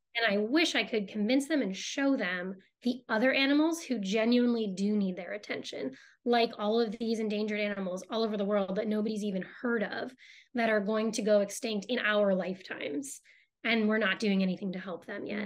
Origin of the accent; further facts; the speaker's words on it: Boston, Massachusetts, United States; I grew up in Boston